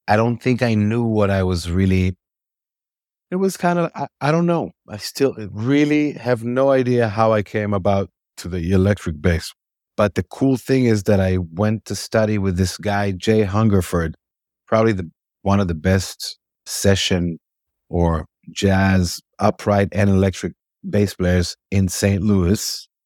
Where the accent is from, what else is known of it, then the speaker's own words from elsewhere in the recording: Israel; I was born in Israel in nineteen seventy